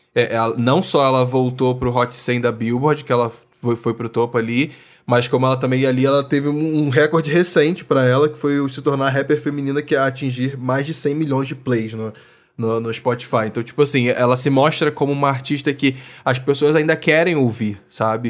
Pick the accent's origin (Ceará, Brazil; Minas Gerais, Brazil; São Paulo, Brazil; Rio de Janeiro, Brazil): Rio de Janeiro, Brazil; lá do RJ, minha terrinha